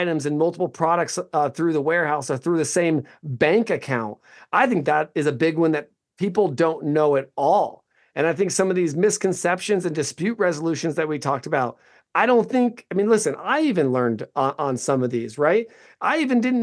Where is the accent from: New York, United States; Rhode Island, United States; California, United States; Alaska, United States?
California, United States; Orange; I was born in Orange, California, too